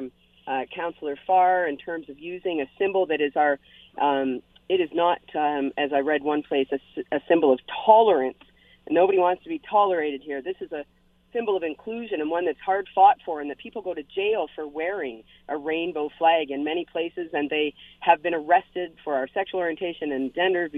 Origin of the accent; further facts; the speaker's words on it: London, Ontario, Canada; now in Hamilton, Canada; I'm from London originally, and in the city of London, Ontario